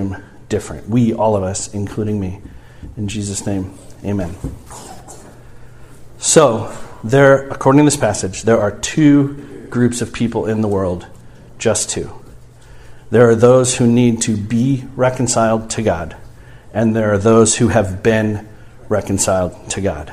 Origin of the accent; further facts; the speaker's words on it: St. Louis, Missouri, United States; I grew up in St. Louis